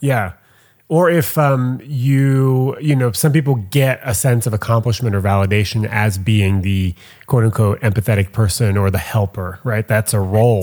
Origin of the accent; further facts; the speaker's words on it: Montreal, Quebec, Canada; I'm from Montreal